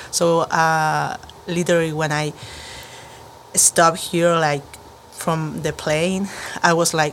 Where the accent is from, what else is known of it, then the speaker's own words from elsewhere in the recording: Chile; Uh, well, I'm from Chile